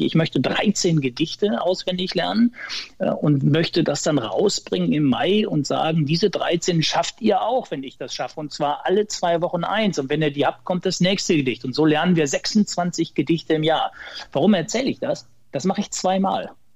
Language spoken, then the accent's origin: German; Ottfingen, North Rhine-Westphalia, Germany; gebürtiger Sauerländer aus Ottfingen im Sauerland, kleines Dorf